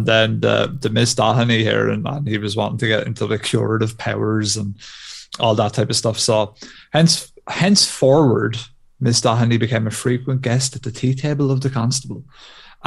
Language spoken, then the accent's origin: English; Ireland; being Irish